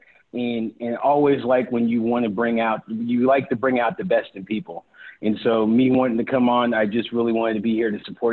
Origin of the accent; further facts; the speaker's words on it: Bay Area, California, United States; moved away; I am originally from the Bay Area. And so coming back was really one of the most important things